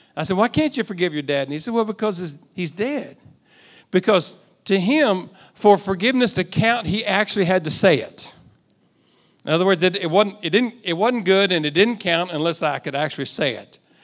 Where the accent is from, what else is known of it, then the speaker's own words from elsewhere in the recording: United States; also born or lived in Texas / Oklahoma; I grew up in Texas and Oklahoma.